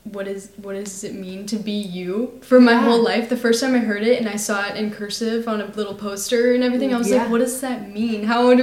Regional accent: Austin, Texas, United States; I'm also a senior at Lake Travis High School, and I was born and raised here in Austin, Texas.

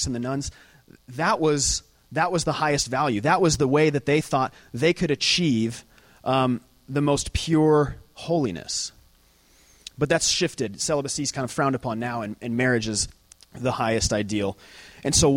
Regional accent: Lake Havasu City, Arizona, United States; moved away; I'm from Lake Havasu City

